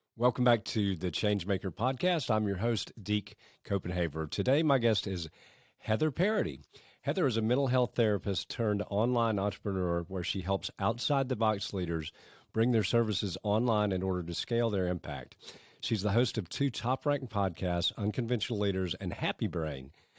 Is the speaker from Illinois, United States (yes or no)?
no; Augusta, Georgia, United States; accent: thick Canadian; also born or lived in Canada; when I moved to Augusta from Canada when I was four years old, I was a four-year-old kid who was painfully shy with a thick Canadian accent